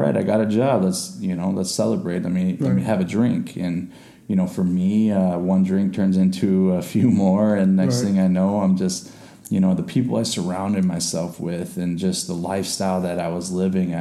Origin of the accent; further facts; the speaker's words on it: Chicago, Illinois, United States; I was born in Chicago. You know, grew up through a lot of hardship